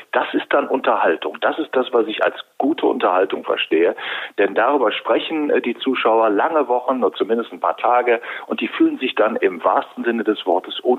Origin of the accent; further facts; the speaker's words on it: Wuppertal, North Rhine-Westphalia, Germany; Ich komme aus der bergischen Metropole Wuppertal